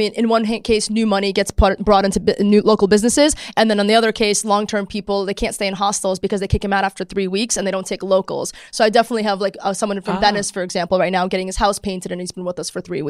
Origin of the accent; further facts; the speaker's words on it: Australia; it's like 90% Australians and I'm from Australia.